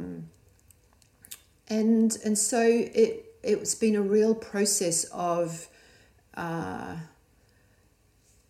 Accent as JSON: {"language": "English", "town": "Christchurch", "region": "Canterbury", "country": "New Zealand", "tie": "born or raised there", "also_born_or_lived": "Australia", "moved": "as an adult", "said": "my circle of where I came, little small Christchurch in New Zealand."}